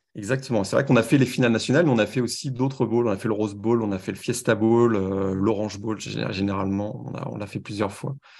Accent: France; accent: French; moved away as an adult; also born or lived in Paris; now in Montreal, Canada; à mon accent, vous reconnaissez que je viens de France

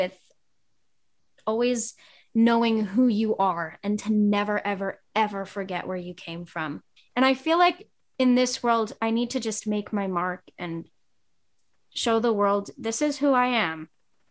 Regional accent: New York City, New York, United States; And my hometown is small, and I come from Staten Island

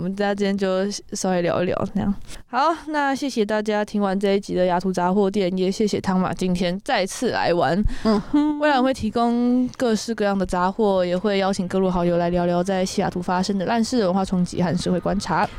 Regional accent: Taiwan; now in United States; 我是台湾人

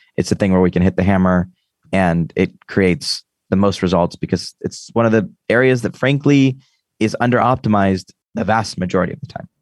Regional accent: United States; I'm American

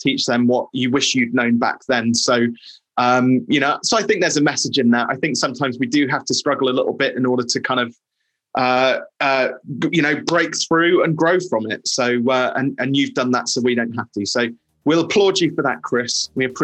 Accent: England, United Kingdom; as an Englishman

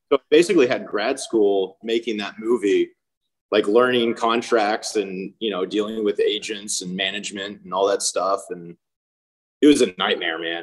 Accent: Houston, Texas, United States; moved away as an adult; also born or lived in Austin, Texas; now in Long Beach, United States; I grew up in Houston, and then I was enrolled at UT

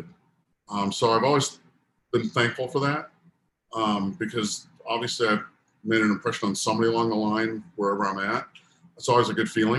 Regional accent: San Diego, California, United States; I'm from Southern California. I grew up in San Diego

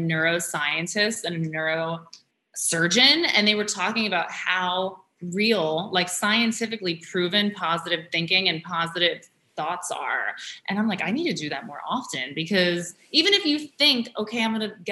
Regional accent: New York City, New York, United States; growing up in New York

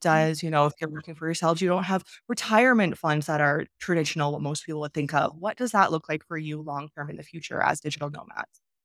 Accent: Canada; moved away as an adult; I'm from Canada

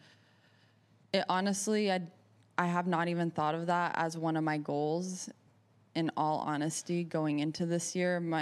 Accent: Florida, United States; I grew up in Florida on Bermuda grass

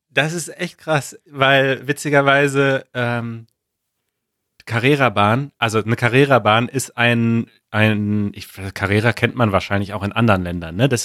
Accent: Germany; wir kommen aus Westdeutschland und da macht es Sinn

